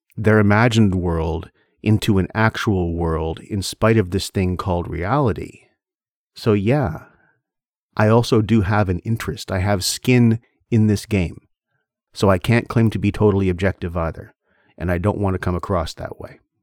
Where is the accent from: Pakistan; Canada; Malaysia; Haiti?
Canada; I am Canadian